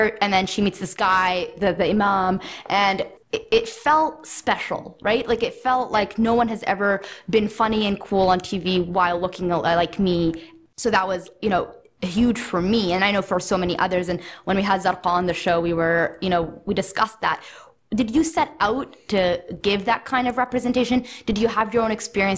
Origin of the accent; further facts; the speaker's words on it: Kamloops, British Columbia, Canada; I grew up in Canada. And I remember when I was in fifth grade, I wore hijab, and it was in the small town of Kamloops, British Columbia